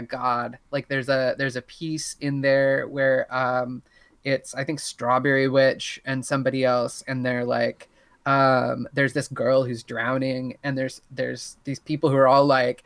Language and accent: English; Southern Indiana, United States; I grew up in Southern Indiana